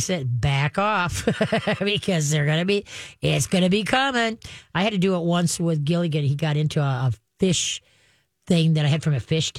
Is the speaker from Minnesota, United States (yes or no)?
yes; Roseville, Minnesota, United States; I grew up in Roseville on Alameda Street